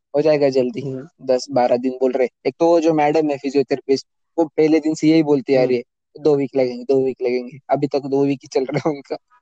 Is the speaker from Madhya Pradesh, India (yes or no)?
no; Nashik, Maharashtra, India; also born or lived in Pune; मैं नासिक महाराष्ट्र से हूँ दसवीं बारहवीं मैंने नासिक से ही की